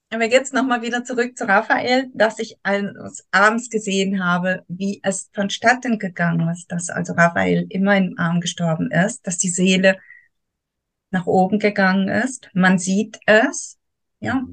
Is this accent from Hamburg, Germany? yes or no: no; Soest, North Rhine-Westphalia, Germany; moved away as an adult; now in Thurgau, Switzerland; Ich mhm. komme ursprünglich aus Soest